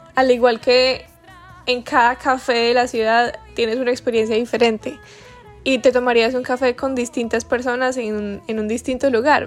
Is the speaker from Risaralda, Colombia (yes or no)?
yes; Pereira, Risaralda, Colombia; yo soy pereirana de nacimiento y muy orgullosa de estarlo